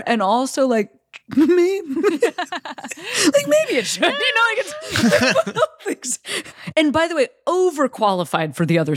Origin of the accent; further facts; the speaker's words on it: Illinois, United States; my home state of Illinois